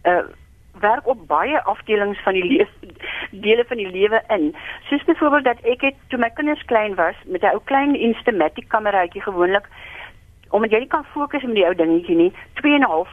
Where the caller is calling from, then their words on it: Stellenbosch, Western Cape, South Africa; Goeienaand … Ek bel hier uit Stellenbosch uit.